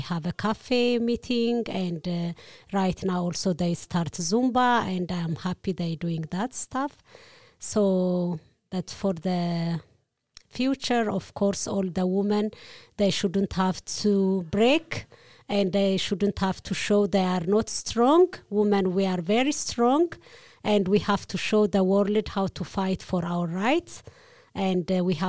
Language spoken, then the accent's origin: English; Eritrea; also born or lived in Ethiopia; now in Denmark; I'm coming from Eritrea, but I've been born in Ethiopia